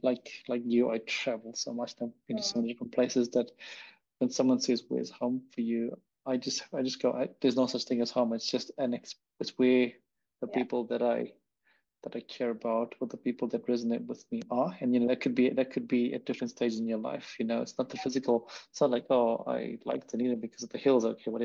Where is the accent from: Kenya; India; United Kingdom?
India; now in New Zealand; am Indian. But now I've been living in New Zealand for so long. So I'm like, what the hell? What am I?